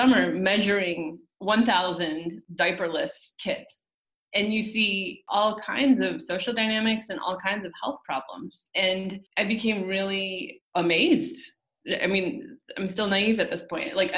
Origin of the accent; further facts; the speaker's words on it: Port Huron, Michigan, United States; I was a fairly naive, even very naive, Midwestern kid growing up in Michigan